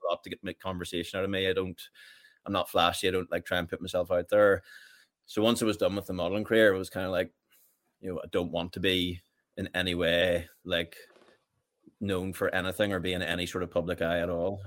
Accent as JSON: {"language": "English", "town": "Richhill", "region": "Northern Ireland", "country": "United Kingdom", "tie": "born or raised there", "said": "I grew up in Rich Hill, just about five miles from Portadown."}